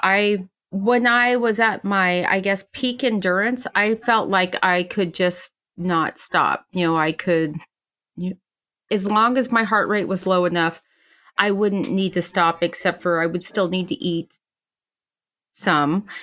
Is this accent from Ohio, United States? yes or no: no; Silver City, New Mexico, United States; my hometown of Silver City, New Mexico